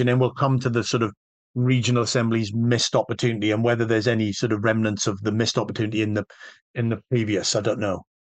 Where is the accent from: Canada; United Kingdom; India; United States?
United Kingdom; Wales; I'm Welsh